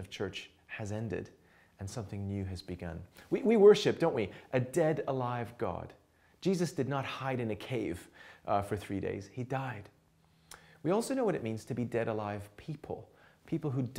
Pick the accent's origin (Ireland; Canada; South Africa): Canada; also born or lived in England; now in Montreal, Canada; we then sensed the Lord calling us to Canada, back to my hometown